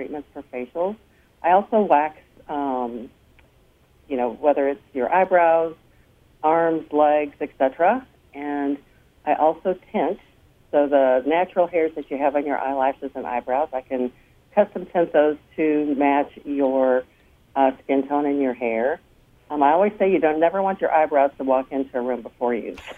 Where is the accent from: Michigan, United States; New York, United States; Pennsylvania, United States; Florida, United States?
Michigan, United States; Coldwater; moved away; also born or lived in Texas / Austin, Texas; coming to my hometown of Coldwater